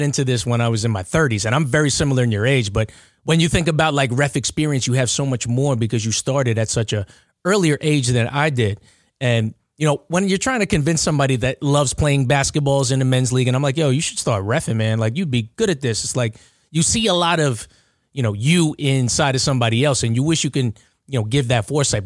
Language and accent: English; Long Island, New York, United States; I'm from Long Island